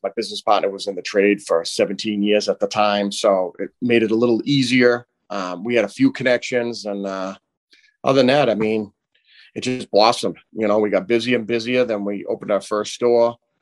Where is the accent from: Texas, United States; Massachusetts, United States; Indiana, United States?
Massachusetts, United States; Haverhill; we grew up in Bradford together.